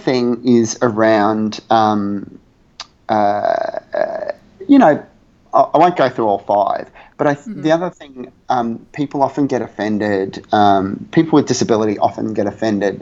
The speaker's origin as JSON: {"language": "English", "country": "Australia", "said": "I'm Australian, and we refer to our mother as mum with a U"}